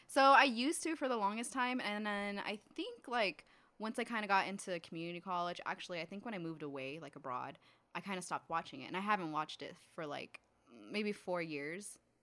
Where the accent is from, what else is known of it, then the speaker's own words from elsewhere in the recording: California, United States; growing up in California